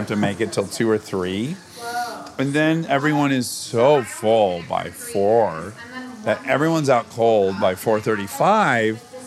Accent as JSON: {"language": "English", "town": "Detroit", "region": "Michigan", "country": "United States", "said": "I'm from Detroit"}